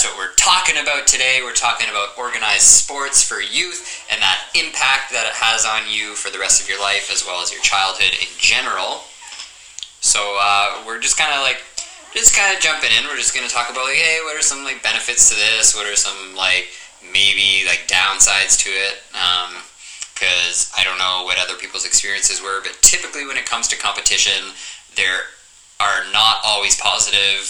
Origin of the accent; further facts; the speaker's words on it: Northern Ontario, Canada; we're, we're from Northern Ontario.